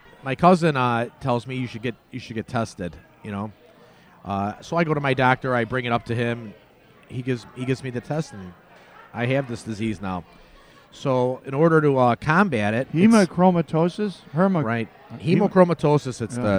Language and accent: English; Oakland, California, United States; I grew up in Gerald's